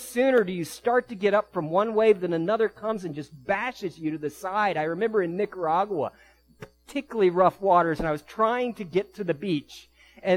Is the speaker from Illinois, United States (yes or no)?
no; D.C., Northern Virginia suburbs of Washington, United States; I was raised in an urban area, Northern Virginia suburbs of D.C.